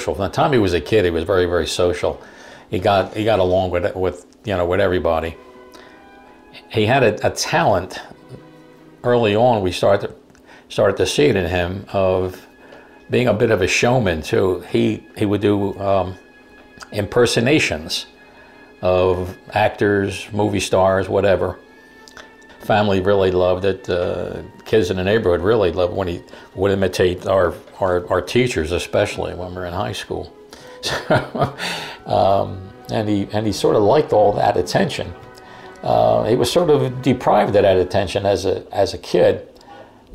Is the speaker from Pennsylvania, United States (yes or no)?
yes; Philadelphia, Pennsylvania, United States; We were born and raised in South Philadelphia